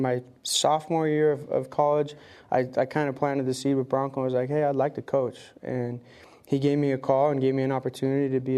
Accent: Logan, Utah, United States; That's my hometown.

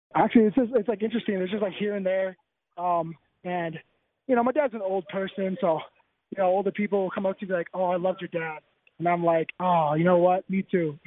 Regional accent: Bountiful, Utah, United States; also born or lived in Palo Alto; now in Provo, United States; I'm from Bountiful originally, so I thought I'd be used to the cold

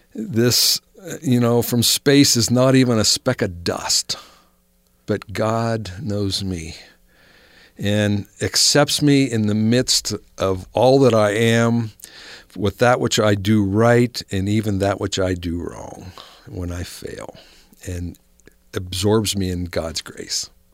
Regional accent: Ohio, United States; moved away as an adult; now in Salt Lake City, United States; Where I grew up in Ohio

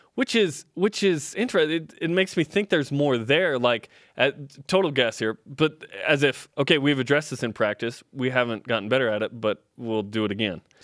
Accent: Portland, Oregon, United States; moved away; also born or lived in Utah; I grew up in Portland, then moved to Utah later.

